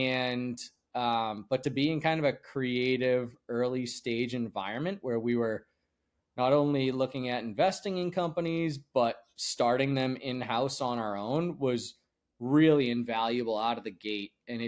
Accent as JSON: {"language": "English", "town": "Andover", "region": "Massachusetts", "country": "United States", "tie": "born or raised there", "said": "north of Boston in a town called Andover, Mass, and was on our family's boat literally days after I was born in the Merrimack River up in Newburyport, Mass."}